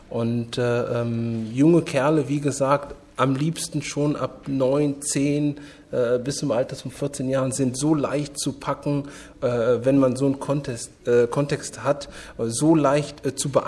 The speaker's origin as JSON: {"language": "German", "town": "Bonn", "region": "North Rhine-Westphalia", "country": "Germany", "tie": "born or raised there", "said": "Ich, meine, ich bin äh, in Bonn groß geworden. Mein erster Verein, nur um es kurz zu erwähnen, war der marokkanische Sportverein Bonn."}